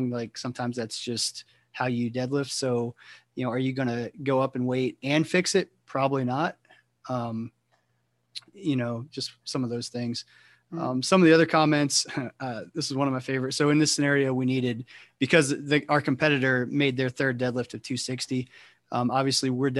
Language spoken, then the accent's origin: English; Ohio, United States; moved away; I'm from Ohio originally, and you know, when I was in high school